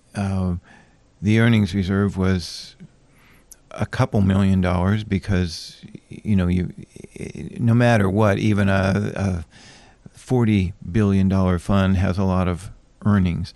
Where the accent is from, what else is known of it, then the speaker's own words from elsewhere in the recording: Anchorage, Alaska, United States; moved away; also born or lived in Hawaii / Madison, Wisconsin; I grew up in Anchorage and left when I was, oh, just around sixty-three, about time of the earthquake and came back in seventy-eight